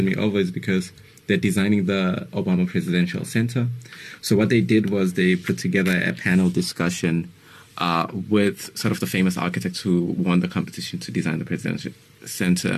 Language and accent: English; Durban, KwaZulu-Natal, South Africa; also born or lived in United States; I was born in Phoenix, actually.